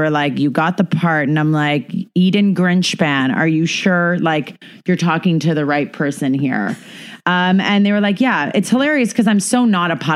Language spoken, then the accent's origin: English; Canada; Yeah, so I'm I'm Canadian and I uh, get to host Top Chef Canada